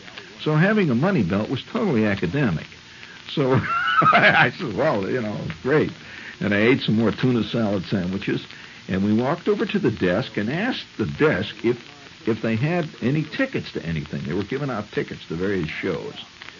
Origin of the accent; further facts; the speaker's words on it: Midwest, United States; I was from the Midwest